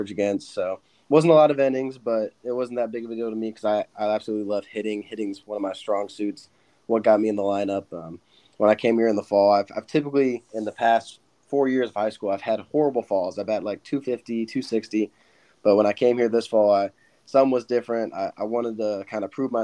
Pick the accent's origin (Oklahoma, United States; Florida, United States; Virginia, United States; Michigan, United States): Florida, United States; Bradenton; moved away as an adult; now in Tigerville, United States; I'm originally from Bradenton, Florida. I grew up there my whole life